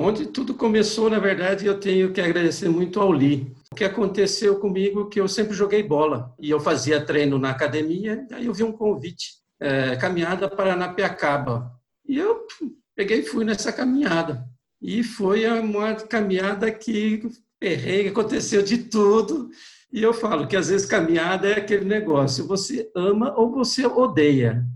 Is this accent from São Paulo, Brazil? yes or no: yes; Lins, São Paulo, Brazil; moved away as an adult; also born or lived in Birigui / Goiânia; now in São Paulo, Brazil; eu sou nascido na cidade de Birigui, no interior de São Paulo, mas eu fui criado em Lins até os 23 anos de idade.